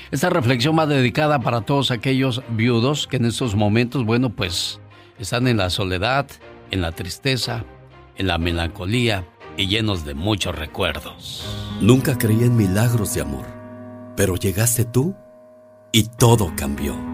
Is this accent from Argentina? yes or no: no; Veracruz, Mexico; moved away; Es una canción popular de esas tierras porque un día salí de Veracruz, pero Veracruz nunca salió de mí.